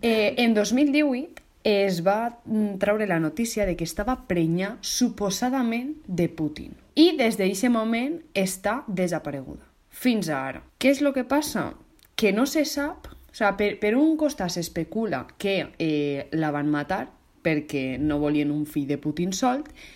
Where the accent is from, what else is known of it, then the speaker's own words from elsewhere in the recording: Valencian Community, Spain; com a valenciana que sóc